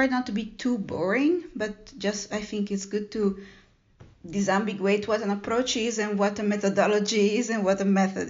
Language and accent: English; Italy; born there; I was born in Italy, and I got the chance to travel